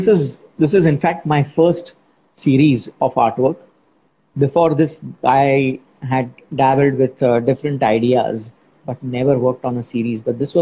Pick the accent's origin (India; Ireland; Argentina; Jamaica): India; Being an Indian